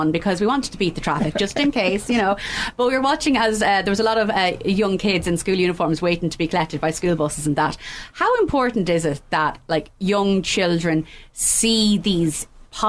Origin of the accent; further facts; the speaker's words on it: County Offaly, Ireland; growing up in Offaly and just being so proud to be from Offaly